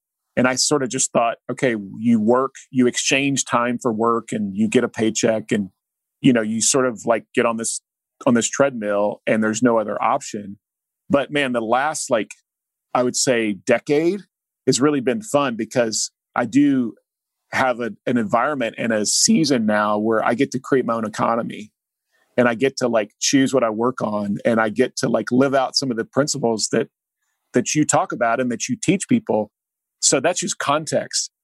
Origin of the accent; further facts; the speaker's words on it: Oklahoma, United States; an Oklahoma kid